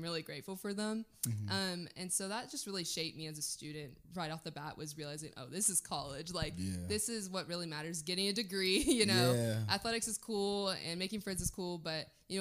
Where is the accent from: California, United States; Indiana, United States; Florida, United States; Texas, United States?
Texas, United States; Waco; now in Dallas, United States; I'm from Waco